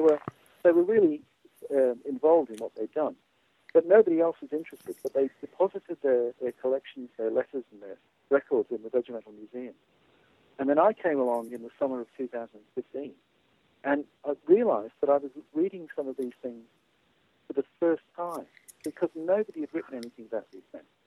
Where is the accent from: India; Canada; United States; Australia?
Australia; I'm an Australian military historian